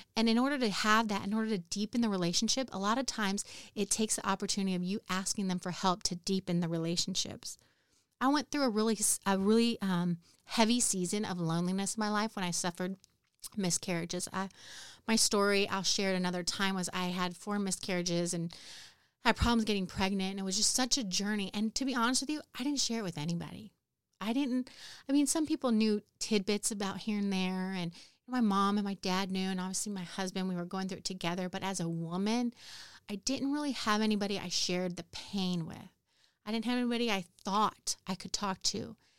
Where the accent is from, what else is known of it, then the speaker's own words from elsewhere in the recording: California, United States; moved away as an adult; now in Houston, United States; I grew up in California.